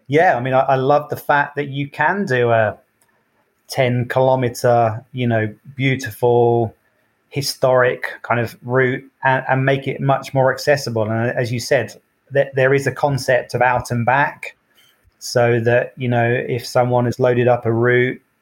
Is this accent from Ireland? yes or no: no; United Kingdom; as a Brit